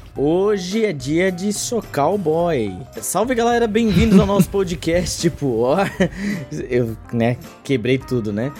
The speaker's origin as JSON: {"language": "Portuguese", "town": "Jaraguá do Sul", "region": "Santa Catarina", "country": "Brazil", "tie": "born or raised there", "said": "eu sou natural de Jaraguá do Sul, uma cidade do norte do estado"}